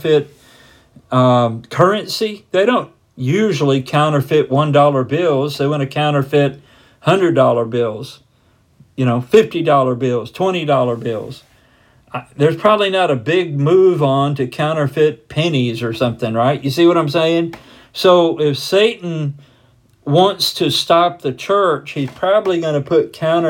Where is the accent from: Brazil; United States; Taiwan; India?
United States; as most of us as American Christians have been